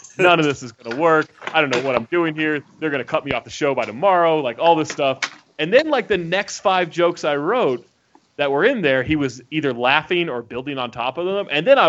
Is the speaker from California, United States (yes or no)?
yes; Sacramento, California, United States; moved away as an adult; now in Utah, United States; I grew up in Sacramento.